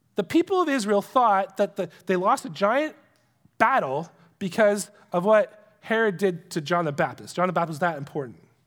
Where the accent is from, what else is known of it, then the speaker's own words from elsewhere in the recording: Canada; We're Canadian.